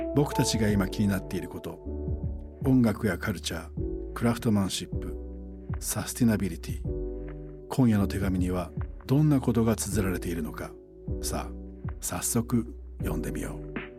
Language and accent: Japanese; Sabae, Fukui, Japan; 僕の故郷福井県の鯖江という町はメガネの産地なんだ